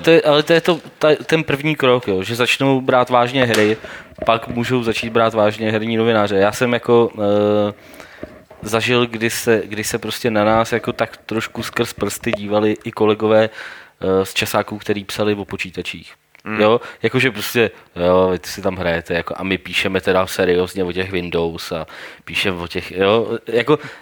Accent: Domašín, Central Bohemian Region, Czechia; jsem z domašína

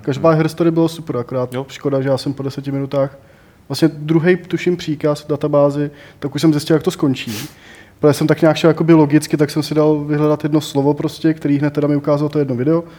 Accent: Prague, Czechia; já jsem prostě Pražák jak poleno

